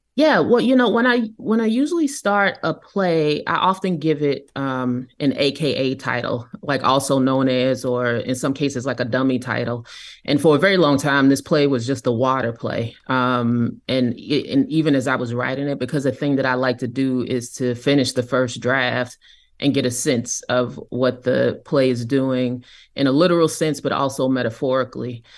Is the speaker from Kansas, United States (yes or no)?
yes; Kansas City, Kansas, United States; I grew up in Kansas City, Kansas